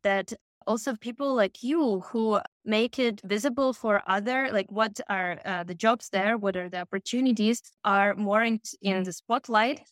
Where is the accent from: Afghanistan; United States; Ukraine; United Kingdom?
Ukraine; moved away as an adult; also born or lived in Russia / Kyiv, Ukraine; now in Germany; born in Russia most of my childhood and adolescent years I spent in Ukraine, and I started my education there